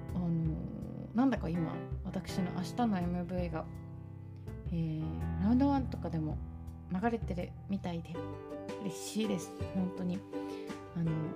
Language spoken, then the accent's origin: Japanese; Shimane, Japan; born or raised there; moved away